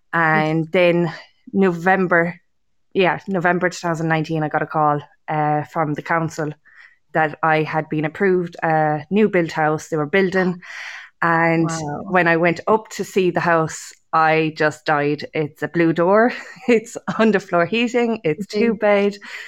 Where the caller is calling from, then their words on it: Munster, Ireland; Kerry, County Kerry.